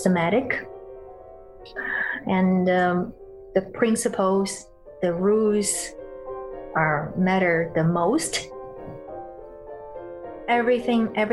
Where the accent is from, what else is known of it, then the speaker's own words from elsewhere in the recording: Beijing, China; moved away; when I was in China, in Beijing, actually my hometown